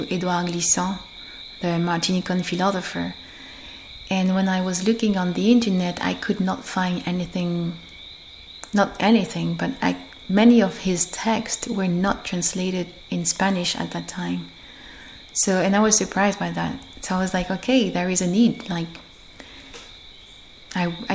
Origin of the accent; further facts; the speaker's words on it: Guadeloupe; I'm from Guadeloupe